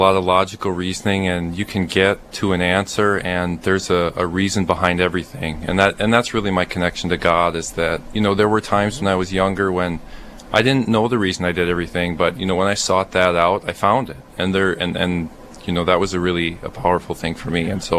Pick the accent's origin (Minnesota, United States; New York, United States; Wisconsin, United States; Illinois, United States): Minnesota, United States; Randolph; So I grew up in Randolph, which is near Cannon Falls.